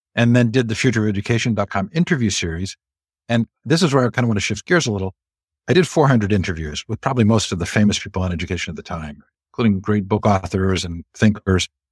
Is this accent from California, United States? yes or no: yes; Stanford, California, United States; moved away; I grew up largely on the Stanford campus